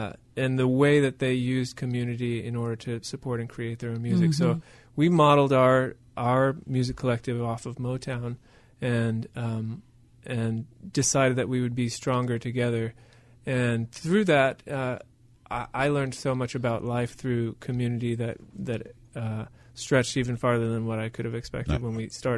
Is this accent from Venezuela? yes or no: yes; Venezuela; I grew up with tribes in Venezuela. My parents were doctors to a particular tribe called the Yupa tribe.